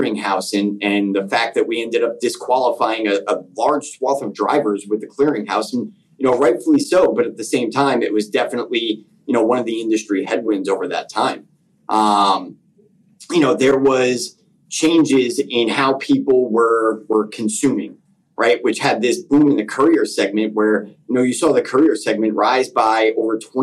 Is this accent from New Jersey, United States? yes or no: yes; Northern New Jersey, United States; I'm from Northern New Jersey. So my dad growing up actually mostly drove U.S. mail routes in and around North Jersey and New York City. So it was pretty exciting growing up.